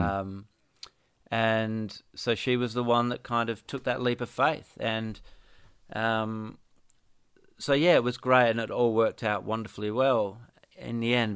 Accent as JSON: {"language": "English", "town": "Perth", "region": "Western Australia", "country": "Australia", "tie": "born or raised there", "moved": "yes", "lives_now": "Ocean Grove, Australia", "said": "I grew up in Perth"}